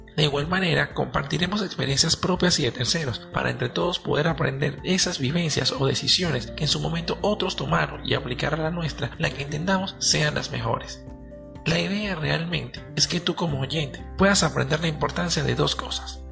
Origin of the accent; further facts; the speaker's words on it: Venezuela; Soy un joven venezolano